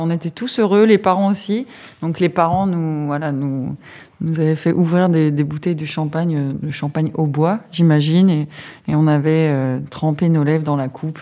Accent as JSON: {"language": "French", "area": "Aube", "region": "Grand Est", "country": "France", "tie": "born or raised there", "said": "Je suis originaire de l'Aube"}